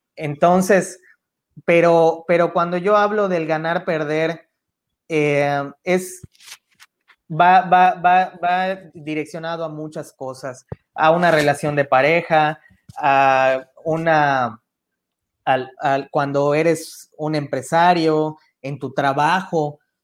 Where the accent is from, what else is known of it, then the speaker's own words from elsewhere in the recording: Mexico; como mexicanos